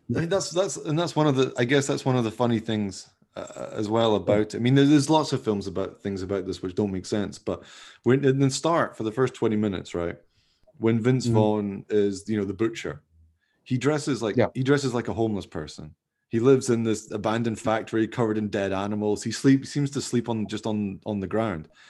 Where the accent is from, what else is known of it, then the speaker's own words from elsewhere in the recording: Scotland, United Kingdom; I'm from Scotland